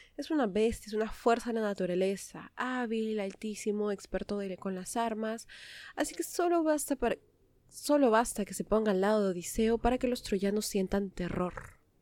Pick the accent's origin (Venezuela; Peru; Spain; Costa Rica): Peru; lo que había ocurrido en mi país